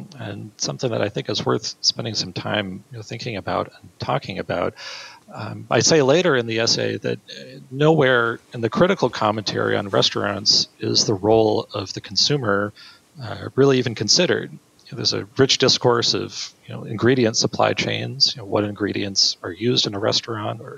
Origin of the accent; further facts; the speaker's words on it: Marquette, Michigan, United States; my hometown of Marquette, Michigan.